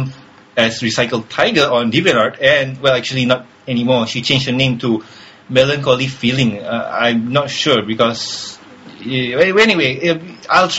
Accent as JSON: {"language": "English", "country": "Malaysia"}